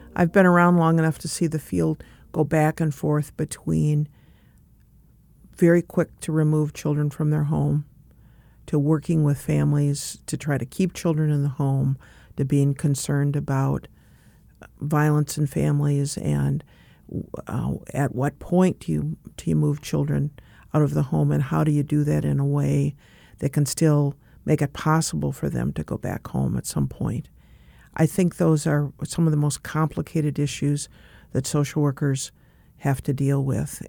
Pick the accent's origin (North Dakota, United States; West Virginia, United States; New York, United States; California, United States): North Dakota, United States; Fargo; moved away; I grew up in Fargo, North Dakota, which at that time was a small town